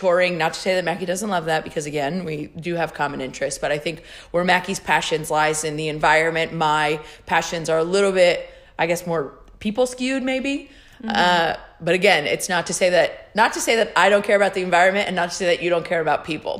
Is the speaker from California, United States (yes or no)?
yes; California, United States; Me and my roommate were from California